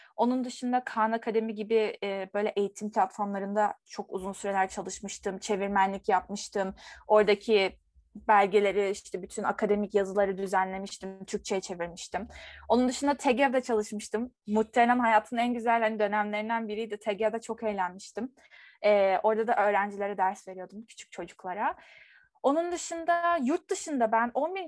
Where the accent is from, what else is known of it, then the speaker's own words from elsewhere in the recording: Turkey; ben bir Türk olarak